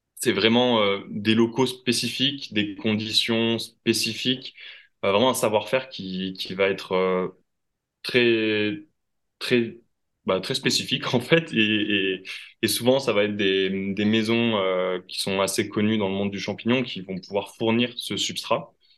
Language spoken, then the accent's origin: French; Toulouse, Occitania, France; moved away as an adult; also born or lived in Quebec / Bordeaux; Je suis originaire à la base de Toulouse